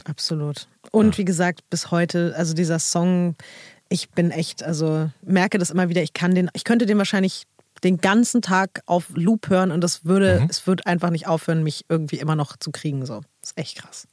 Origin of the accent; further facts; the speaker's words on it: Berlin, Germany; auch als Berliner, so als Berlinerin zu dem Zeitpunkt